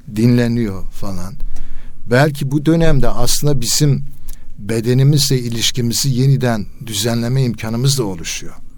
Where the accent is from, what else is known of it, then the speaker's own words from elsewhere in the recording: Elazığ Province, Turkey; Mesela Elazığ'da ç-, çocukluğum geçti